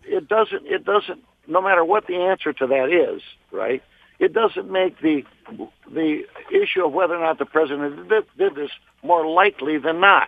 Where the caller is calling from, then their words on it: Novi, Michigan, United States; I'm calling from Novi, Michigan